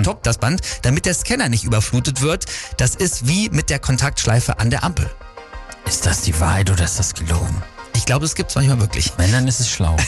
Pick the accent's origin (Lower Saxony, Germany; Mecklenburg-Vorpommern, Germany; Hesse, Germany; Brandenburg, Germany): Lower Saxony, Germany; East Frisia; das wusste selbst ich als Ostfriese nicht, aber wie pragmatisch wir Ostfriesen sind